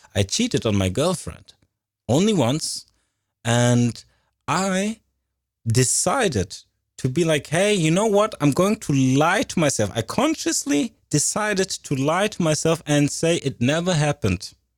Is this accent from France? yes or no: yes; Paris, Île-de-France, France; I was born in Paris, France, and was a Catholic